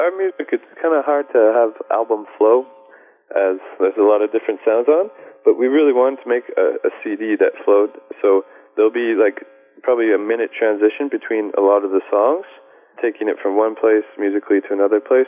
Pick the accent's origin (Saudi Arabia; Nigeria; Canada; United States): Canada; We're from Canada